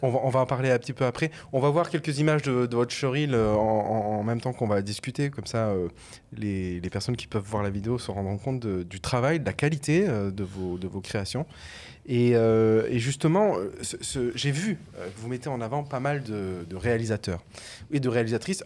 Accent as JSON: {"language": "French", "town": "Avignon", "region": "Provence-Alpes-Côte d'Azur", "country": "France", "tie": "born or raised there", "also_born_or_lived": "Arles", "said": "je suis originaire d'Avignon, euh, Arles et tout ça, c'est mon bassin de vie en tout cas de ma jeunesse"}